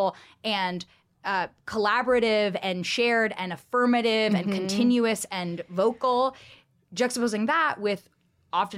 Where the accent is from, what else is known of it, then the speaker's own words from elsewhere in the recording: California, United States; growing up in California